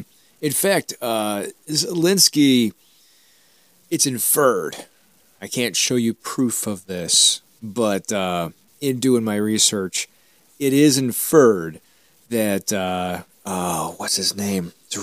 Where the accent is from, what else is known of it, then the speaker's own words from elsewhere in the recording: United States; Being an American